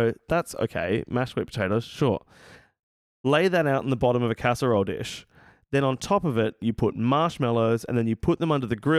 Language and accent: English; Australia; as an Australian